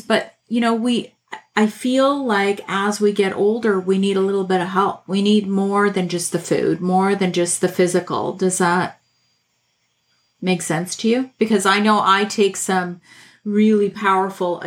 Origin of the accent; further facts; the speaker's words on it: Canada; I'm Canadian